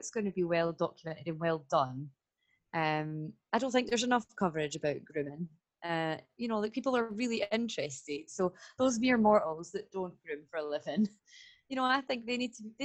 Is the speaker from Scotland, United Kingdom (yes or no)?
yes; Stirling, Scotland, United Kingdom; I am from Stirling in Scotland